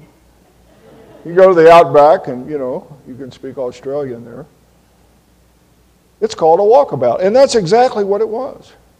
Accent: Tallahassee, Florida, United States; I grew up in Tallahassee, Florida

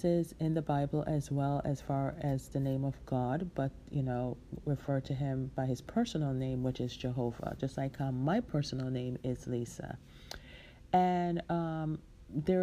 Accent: Jamaica; moved away; my hometown, which is in my home country, which is in Jamaica, the island Jamaica

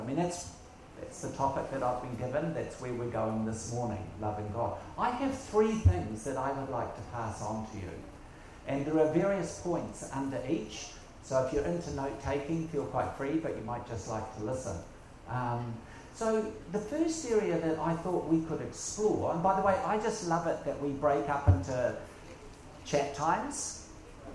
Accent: Whanganui, Manawatū-Whanganui, New Zealand; also born or lived in Auckland, New Zealand; I'm from New Zealand, and from a place now called Whanganui

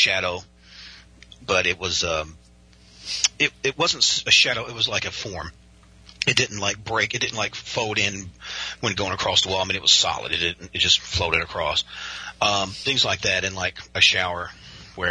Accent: Western Kentucky, United States; I am from Western Kentucky, it's very conservative, and most people here live kind of faith-based lives

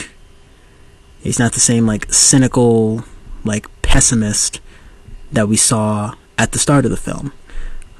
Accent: United States; born and raised in the United States

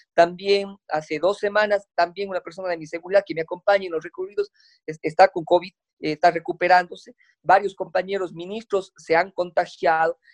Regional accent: Cuenca, Azuay, Ecuador; como buen cuencano

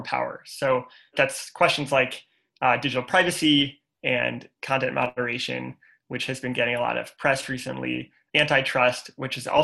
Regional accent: St. Louis, Missouri, United States; I'm from St. Louis, Missouri.

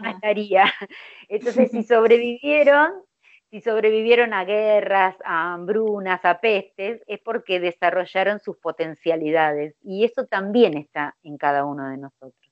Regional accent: Buenos Aires Province, Argentina; yo soy de Argentina, de la provincia de Buenos Aires

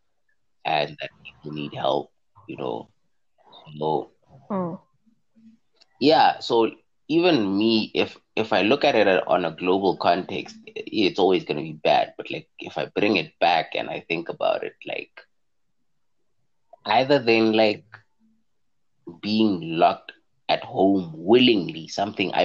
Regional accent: South Africa

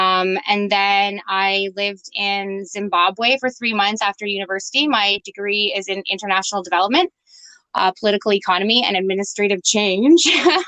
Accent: Toronto, Ontario, Canada; moved away as an adult; also born or lived in Peterborough / Bobcaygeon; now in Vancouver Island, Canada; I'm 38, and I actually am originally from Toronto, Ontario. I grew up in Toronto, and then I lived on a 100 acres from grade 6 to OAC.

